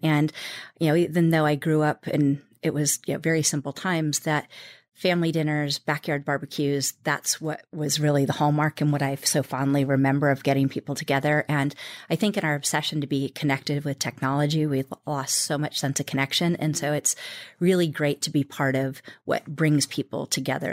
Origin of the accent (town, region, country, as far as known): United States; born or raised there